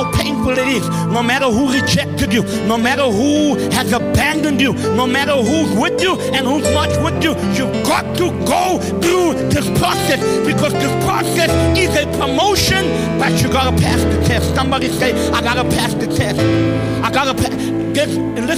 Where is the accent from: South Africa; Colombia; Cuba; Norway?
South Africa; moved away as an adult; also born or lived in Great Britain; now in United Kingdom; I'm South African to the core